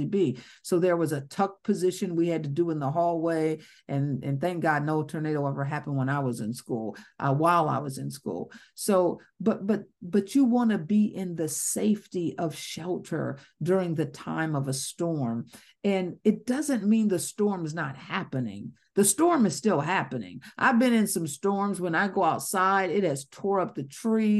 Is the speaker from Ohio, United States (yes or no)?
yes; Ohio, United States; moved away as an adult; now in Georgia, United States; I'm from Ohio. We had tornadoes. I'm now in Georgia.